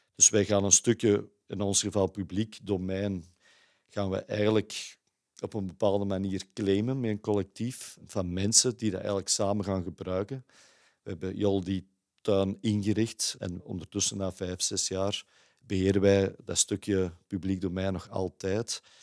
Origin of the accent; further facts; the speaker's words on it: Kempen, Belgium; moved away as an adult; now in Antwerp, Belgium; Ik ben niet geboren en getogen in Antwerpen, zoals je aan mijn accent eh, zult horen. Ik ben afkomstig van de Kempen, maar ik ben na mijn studies eigenlijk naar Antwerpen verhuisd.